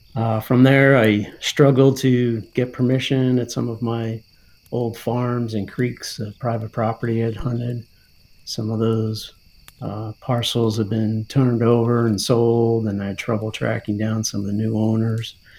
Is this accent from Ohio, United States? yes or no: no; New Jersey, United States; now in Pennsylvania, United States; i grew up hunting small game and waterfowl in high school in new jersey